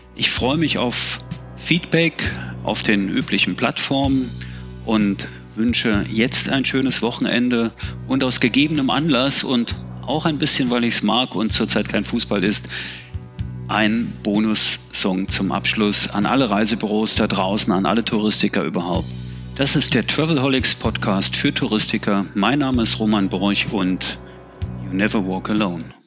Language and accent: German; Berlin, Germany; ich bin hier in Ostberlin aufgewachsen, habe den Mauerfall erlebt äh, in, am Ende meiner Jugend sozusagen